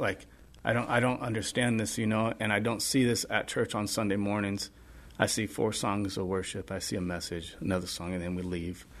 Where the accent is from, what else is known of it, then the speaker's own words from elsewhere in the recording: Culver City, California, United States; also born or lived in Orange County, California; growing up in Los Angeles, Culver City, skating Venice Beach a lot